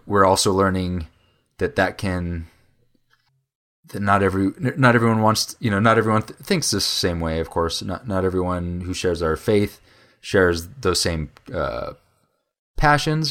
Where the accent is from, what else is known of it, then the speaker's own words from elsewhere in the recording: Fort Collins, Colorado, United States; moved away as an adult; also born or lived in Oklahoma; I grew up in Fort Collins also